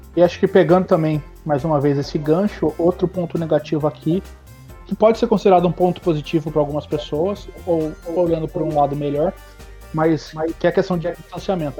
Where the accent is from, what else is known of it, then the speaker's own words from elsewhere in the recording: Campinas, São Paulo, Brazil; moved away as an adult; also born or lived in Vancouver; now in Edmonton, Canada; nasci em Campinas, que é uma cidade que hoje tem quase 3 milhões de habitantes